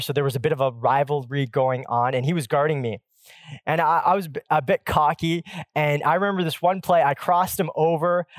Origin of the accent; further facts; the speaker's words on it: Pacific Northwest, United States; I grew up in the Pacific Northwest where the Seattle Supersonics ruled